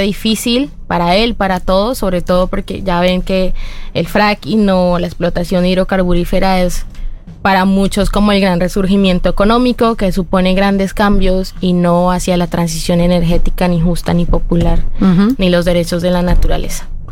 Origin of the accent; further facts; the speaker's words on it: Colombia; moved away as an adult; also born or lived in France; Mi pueblo, como es pescador